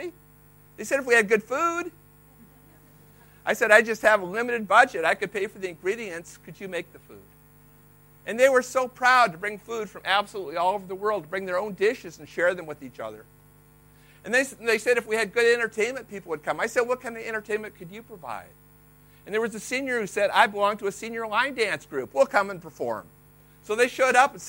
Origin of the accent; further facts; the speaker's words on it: Iowa, United States; I was raised in Iowa